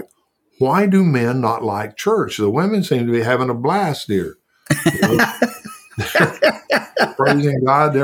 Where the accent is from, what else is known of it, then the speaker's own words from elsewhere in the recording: the South, United States; growing up in the South and going to a little church, and growing up on a farm/ranch